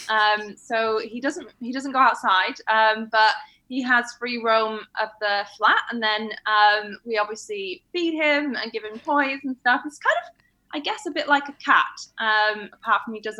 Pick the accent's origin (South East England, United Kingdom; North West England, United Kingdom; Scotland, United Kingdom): North West England, United Kingdom; Manchester; Yeah, I don't sound like I'm from London, but I don't necessarily sound like I'm from Manchester anymore either.